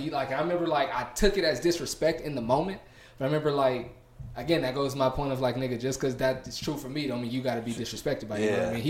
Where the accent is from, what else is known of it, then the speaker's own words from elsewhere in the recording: New Orleans, Louisiana, United States; Nah, but I'm from the South.